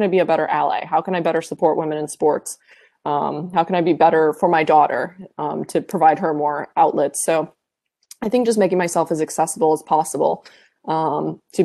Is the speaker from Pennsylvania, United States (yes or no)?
no; Iowa, United States; I'm a kid from Iowa